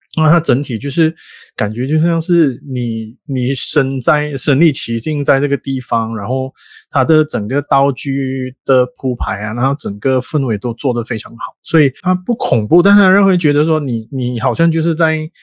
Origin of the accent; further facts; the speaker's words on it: Malaysia; 我们马来西亚跟泰国是邻国